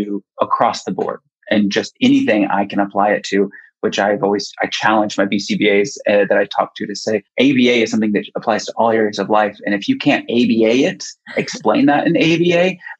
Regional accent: Kansas City, United States; I moved back to Kansas City, my home state

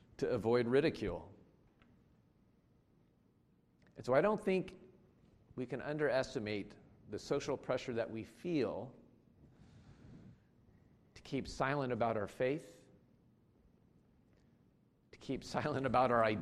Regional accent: United States; moved away; I grew up in the United States

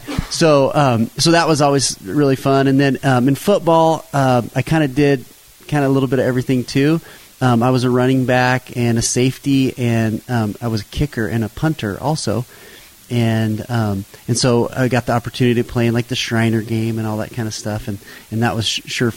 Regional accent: Payette, Idaho, United States; I grew up in Payette, not too far from here

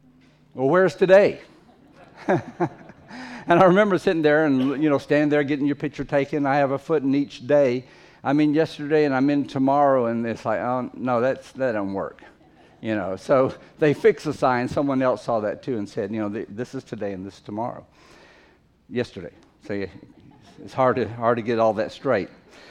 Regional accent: Fiji; Most of you, or many of you, know that I grew up in the Fiji Islands several years of my life, and as an adult lived there a long time.

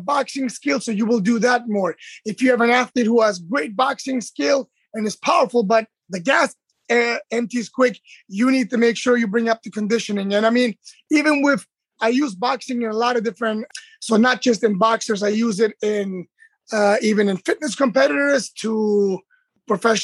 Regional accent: Germany; moved away as an adult; now in United States; I'm born and raised in Germany. I'm Turkish, and I've been in America for almost 20 years now

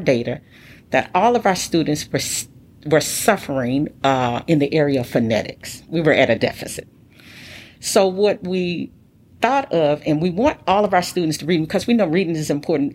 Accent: Midwest, United States; moved away; So I'm from the Midwest. I say things different than people from the Southwest.

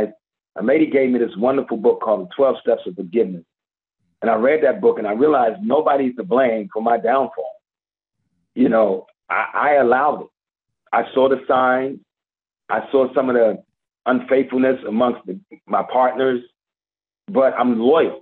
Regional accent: Washington, District of Columbia, United States; moved away as an adult; now in Atlanta, United States; D.C., and that's my hometown.

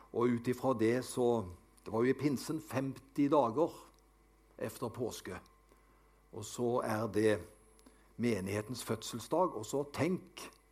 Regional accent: Avaldsnes, Rogaland, Norway; also born or lived in Haugesund; Det var der jeg vokste opp. Vi bodde på Nordkarmøy Avaldsnes.

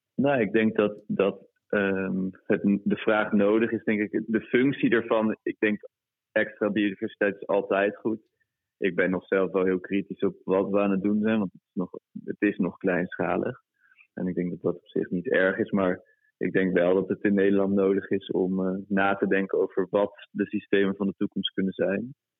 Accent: Brittany, France; moved away; ik kom uit Bretagne. Eh, dat is het west, westkust, westpuntje van Frankrijk.

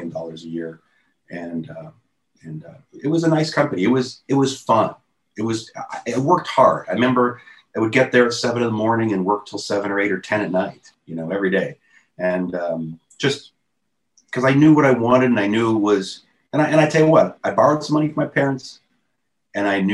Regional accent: Youngstown, Ohio, United States; moved away; I'm from Youngstown, Ohio

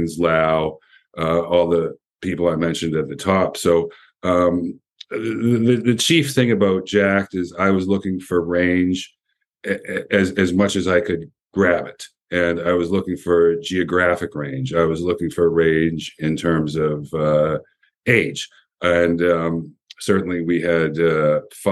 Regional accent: Windsor, Ontario, Canada; moved away; also born or lived in Toronto; growing up in Windsor.

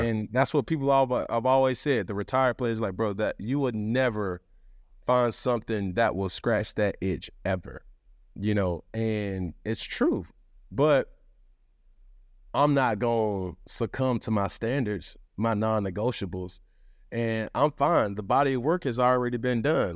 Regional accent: Atlanta, Georgia, United States; I'm from Atlanta

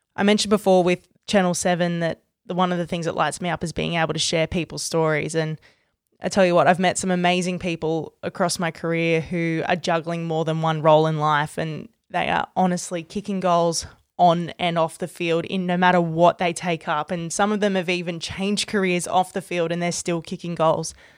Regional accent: Australia; my own dual career as an Australian cricketer and a sports broadcaster

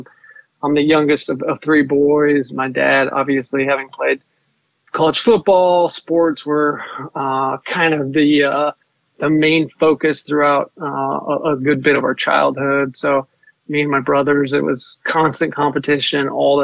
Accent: Laramie, Wyoming, United States; I grew up in Wyoming, Laramie specifically.

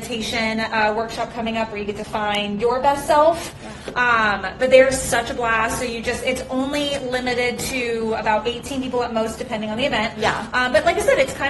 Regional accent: Long Beach, California, United States; I'm from Long Beach, so I grew up in Long Beach

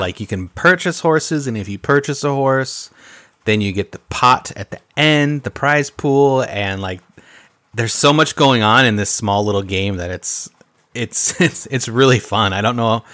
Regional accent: Midwest, United States; we're from the Midwest

